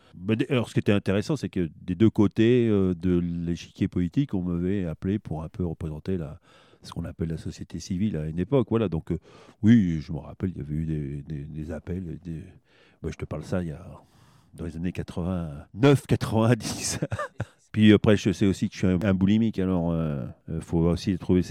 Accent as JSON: {"language": "French", "town": "Châteauroux", "region": "Centre-Val de Loire", "country": "France", "tie": "born or raised there", "said": "moi je suis né à Châteauroux"}